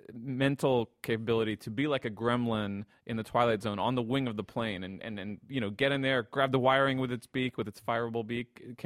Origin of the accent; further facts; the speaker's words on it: Philadelphia, Pennsylvania, United States; I'm from Philly.